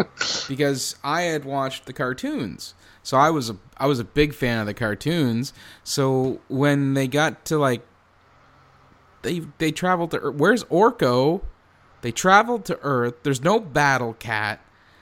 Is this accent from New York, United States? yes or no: no; New Jersey, United States; I'm from Jersey.